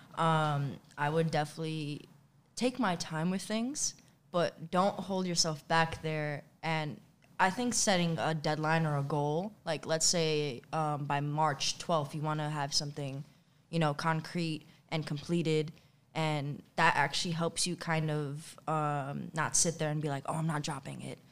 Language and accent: English; New York City, New York, United States; also born or lived in Bronx, New York; I grew up in Queens my entire life